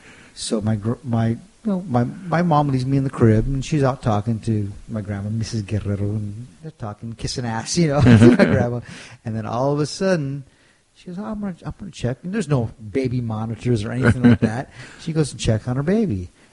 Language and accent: English; California, United States; he grew up in El Paso and I grew up in California.